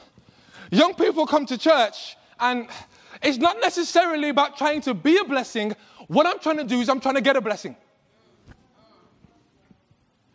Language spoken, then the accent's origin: English; England, United Kingdom; accent: British; I'm from England. And I know people have been struggling since I've been here with my British accent